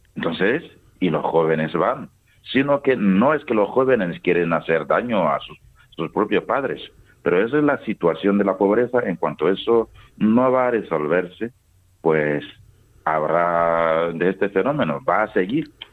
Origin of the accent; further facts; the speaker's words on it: Toma, Boucle du Mouhoun, Burkina Faso; Spanish is a second language; moved away as an adult; now in Albacete, Spain; yo nací en Tomá. Tomá es una de las 45 provincias que, que tiene Burkina Faso.